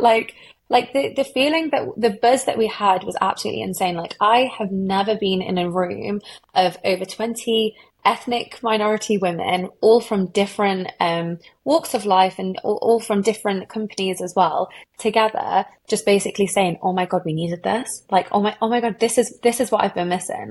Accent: Derby, East Midlands, United Kingdom; I'm from Derby

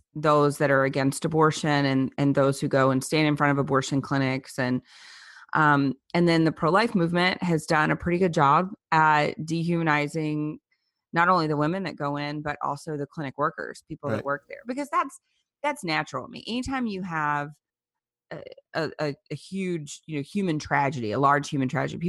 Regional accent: Louisiana, United States; I grew up in South Louisiana, and there were no abortion clinics

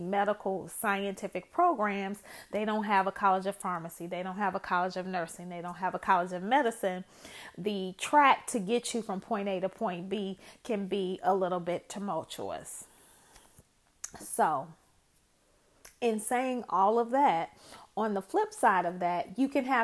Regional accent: Chicago, Illinois, United States; I am originally from Chicago

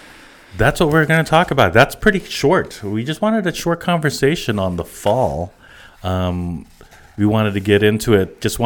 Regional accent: East Coast, United States; I remember as a kid growing up in the East Coast, and we'd call it autumn.

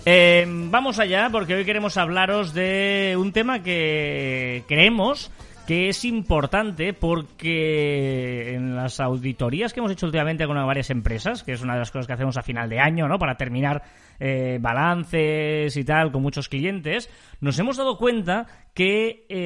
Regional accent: Scotland, United Kingdom; Yo soy muy escocés, ya lo sabes, y por lo tanto es muy, muy feliz.

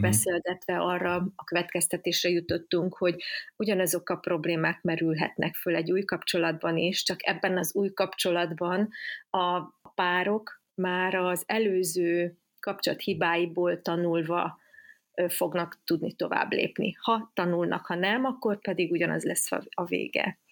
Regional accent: Szeged, Csongrád-Csanád, Hungary; igaziból szegedi lány vagyok

